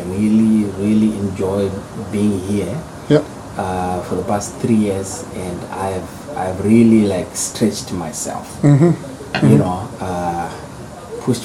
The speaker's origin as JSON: {"language": "English", "country": "Zimbabwe", "tie": "born or raised there", "also_born_or_lived": "United States", "moved": "as an adult", "lives_now": "Vienna, Austria", "said": "I'm born and bred in Zimbabwe."}